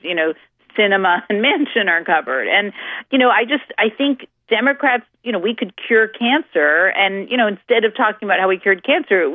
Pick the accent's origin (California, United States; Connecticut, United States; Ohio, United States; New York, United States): Connecticut, United States; Stamford; now in Florida, United States; My hometown where I grew up, Stamford, Connecticut